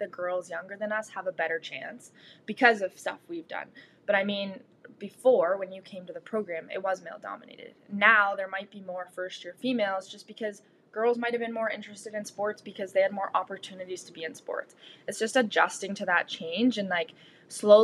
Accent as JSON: {"language": "English", "town": "Georgina", "region": "Ontario", "country": "Canada", "tie": "born or raised there", "said": "my hometown, Georgina"}